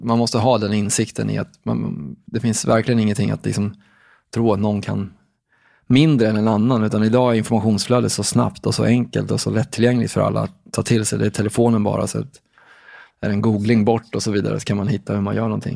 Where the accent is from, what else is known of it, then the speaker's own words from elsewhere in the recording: Katrineholm, Södermanland, Sweden; Jag kommer från en liten stad som heter Katrineholm i Sörmland.